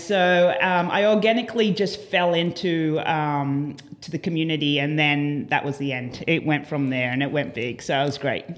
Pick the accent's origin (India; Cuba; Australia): Australia; Port Macquarie, New South Wales; moved away as an adult; now in United States; a little town called Port Macquarie